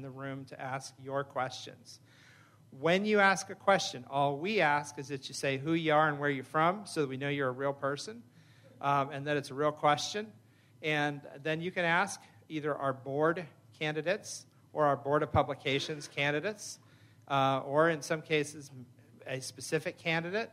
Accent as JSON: {"language": "English", "town": "Phoenix", "region": "Arizona", "country": "United States", "said": "I'm from Phoenix."}